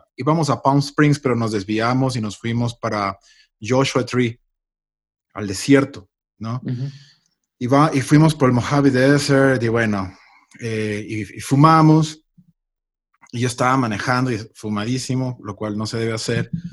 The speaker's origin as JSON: {"language": "Spanish", "country": "Ecuador", "moved": "yes", "lives_now": "Los Angeles, United States", "said": "Yo soy ecuatoriano, pero ya tengo muchísimos años fuera del país, pero siempre, siempre regreso por mi familia."}